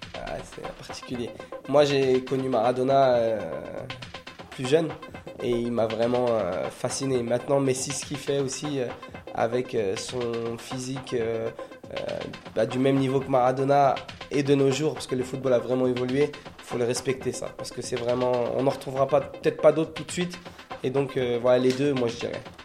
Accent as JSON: {"language": "French", "country": "France", "said": "chez nous en France"}